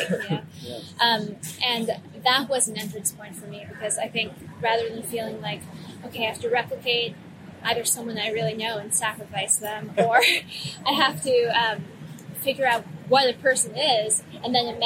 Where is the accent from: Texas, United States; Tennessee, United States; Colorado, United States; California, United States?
Colorado, United States; moved away; I'm from Colorado. I grew up there